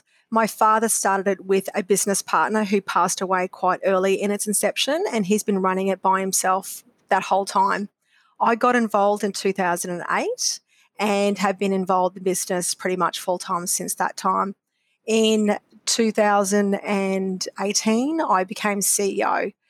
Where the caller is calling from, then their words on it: Brisbane, Queensland, Australia; I am coming from Brisbane today.